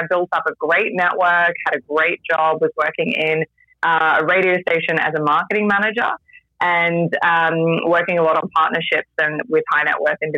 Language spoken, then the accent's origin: English; Australia; accent: a complete blend; also born or lived in Vancouver, Canada / London, England; now in Japan; So Australia originally, but I've also lived in Vancouver, Canada, and London, England before Japan. So my accent is a complete blend.